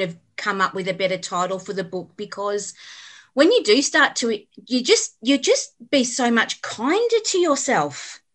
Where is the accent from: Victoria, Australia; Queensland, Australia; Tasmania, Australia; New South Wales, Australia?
Victoria, Australia; Melbourne; also born or lived in Cranbourne / Berwick; now in Beaconsfield, Australia; I grew up in Endeavour Hills